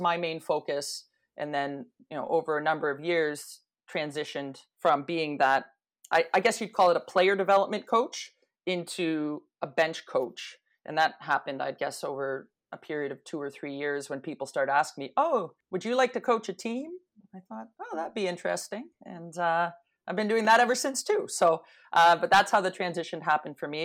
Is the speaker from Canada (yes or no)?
yes; Toronto, Ontario, Canada; growing up in Toronto